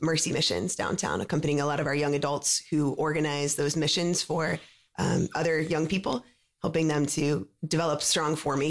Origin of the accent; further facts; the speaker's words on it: North Carolina, United States; now in Atlanta, United States; I am originally from North Carolina and was consecrated in 2007. So after some years of formation, was sent to Chicago for a bit, and now have been serving in Atlanta.